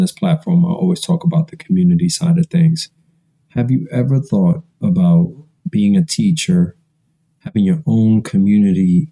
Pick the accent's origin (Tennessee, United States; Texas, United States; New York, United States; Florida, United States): New York, United States; New York City; I grew up in Washington Heights in Harlem